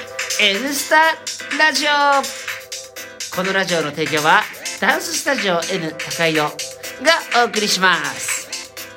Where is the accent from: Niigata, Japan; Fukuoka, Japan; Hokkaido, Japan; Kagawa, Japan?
Hokkaido, Japan; now in Tokyo, Japan; 千歳でレンタカー借りて、はいはいはい、うちの実家行って